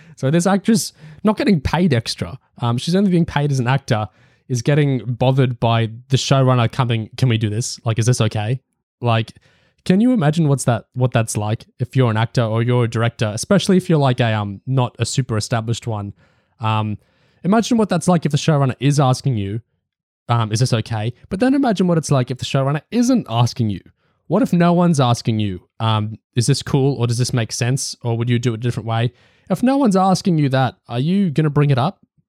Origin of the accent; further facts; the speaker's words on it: Australia; me being Australian